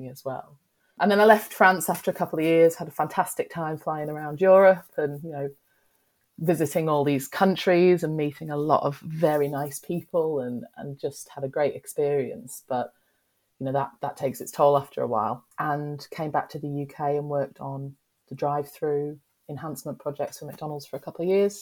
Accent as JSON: {"language": "English", "country": "Australia", "tie": "born or raised there", "moved": "yes", "lives_now": "United Kingdom", "said": "I grew up in Australia"}